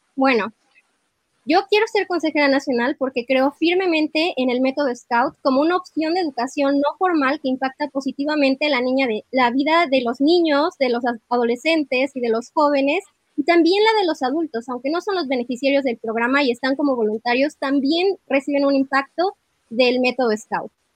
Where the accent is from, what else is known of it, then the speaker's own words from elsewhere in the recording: Mexico City, Mexico; soy de la Ciudad de México